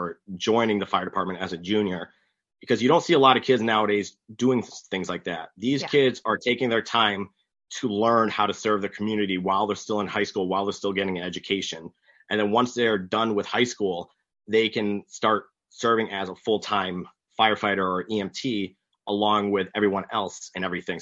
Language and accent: English; Coventry, Connecticut, United States; Coventry used to do that, my hometown